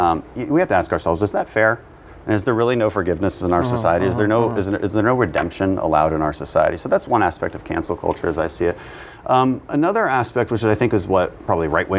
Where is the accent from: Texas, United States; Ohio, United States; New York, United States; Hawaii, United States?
Texas, United States; Houston; also born or lived in Bogota; I'm from Houston. It's the most diverse city in America